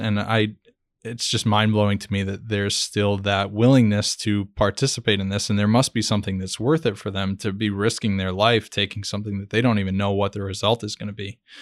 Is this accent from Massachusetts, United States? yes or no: yes; Fall River, Massachusetts, United States; my hometown of Fall River, Massachusetts